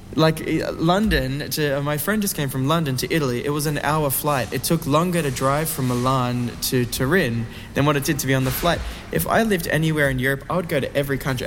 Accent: Australia

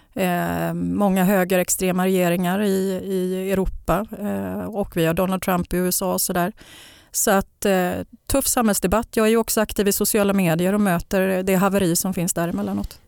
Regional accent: Gothenburg, Västra Götaland, Sweden; jag är ju uppväxt i, i Bergsjön

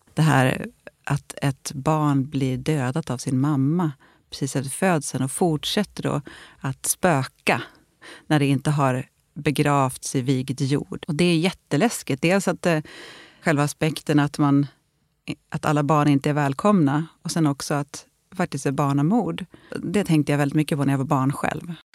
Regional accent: Gästrikland, Gävleborg County, Sweden; där jag växte upp då i Gästrikland

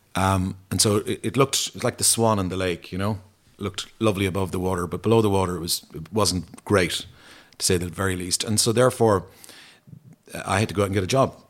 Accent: Ennis, Munster, Ireland; growing up in Ennis

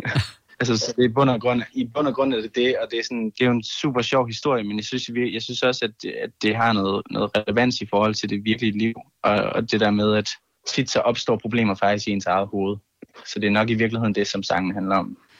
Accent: Kolding, Southern Denmark, Denmark; i min kælder i Kolding, hvor jeg kommer fra

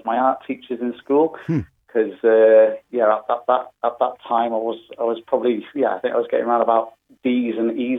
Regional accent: North Wales, United Kingdom; moved away; also born or lived in Australia; I'm from North Wales originally

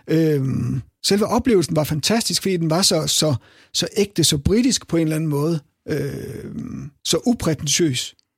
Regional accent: Herning, Central Denmark Region, Denmark; jeg er jo selv fra Herning

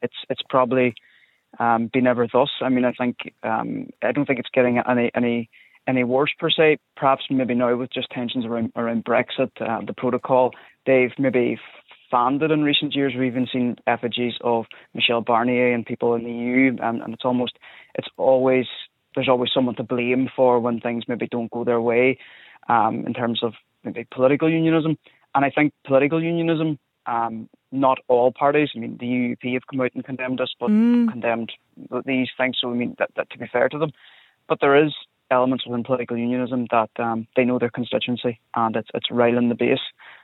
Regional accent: Irish border, Ireland; I grew up along the border

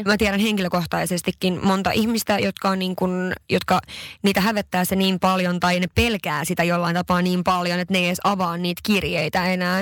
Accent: Sweden; now in Helsinki, Finland; mä oon Ruotsista kotoisin

